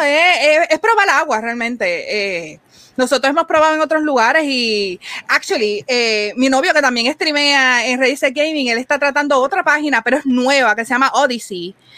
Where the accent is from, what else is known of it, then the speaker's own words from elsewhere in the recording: Puerto Rico; nosotros decíamos Puerto Rico